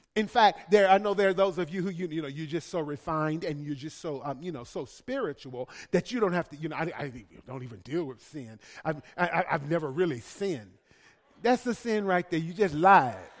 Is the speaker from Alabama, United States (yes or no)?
yes; Birmingham, Alabama, United States; I'm from Birmingham